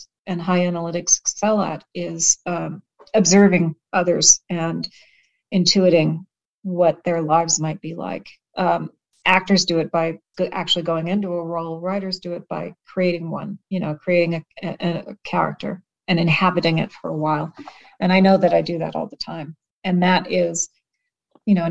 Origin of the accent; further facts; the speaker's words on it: Washington, East Coast, United States; accent: East Coast; moved away as an adult; also born or lived in Denver, Colorado; now in Colorado, United States; I grew up on the East Coast, and in Washington, I was an incomer as a kid